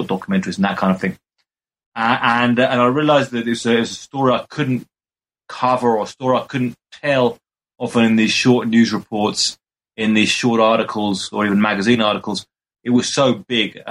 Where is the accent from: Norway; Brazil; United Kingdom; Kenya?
United Kingdom; Brighton, South East England; moved away as an adult; now in Mexico City, Mexico; I'm originally from Brighton in the UK.